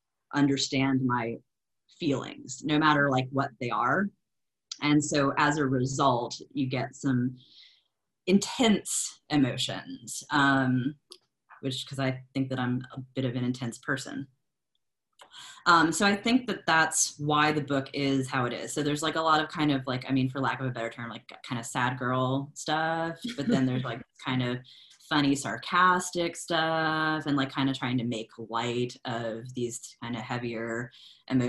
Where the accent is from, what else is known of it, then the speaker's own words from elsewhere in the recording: Lafayette, Louisiana, United States; now in Memphis, United States; that's more my hometown, which is Lafayette, Louisiana. It's the heart of Cajun country